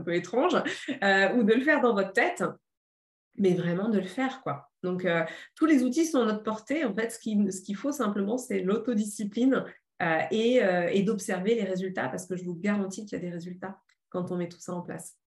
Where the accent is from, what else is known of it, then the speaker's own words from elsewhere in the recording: Paris, Île-de-France, France; moved away as an adult; Je suis parisienne, je suis urbaine